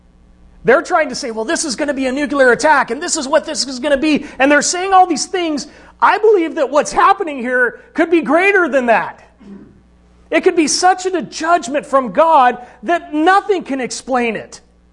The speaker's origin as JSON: {"language": "English", "region": "Arizona", "country": "United States", "said": "I came from Arizona, and right now there's a big fire going on, you know, in northern Arizona."}